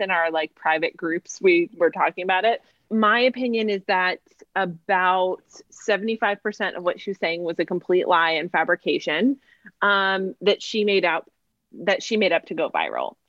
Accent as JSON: {"language": "English", "area": "Monmouth County", "region": "New Jersey", "country": "United States", "moved": "yes", "lives_now": "Orlando, United States"}